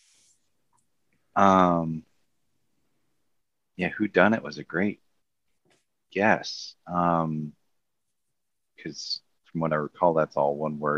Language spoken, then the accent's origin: English; Chicago, Illinois, United States; I'm from Chicago.